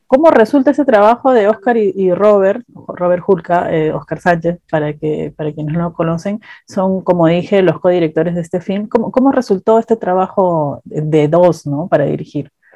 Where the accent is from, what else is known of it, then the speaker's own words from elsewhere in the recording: Peru; como peruanos